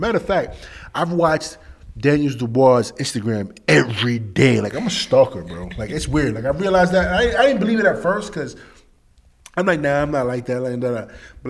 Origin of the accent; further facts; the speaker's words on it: England, United Kingdom; I'm from England. I hear it all the time.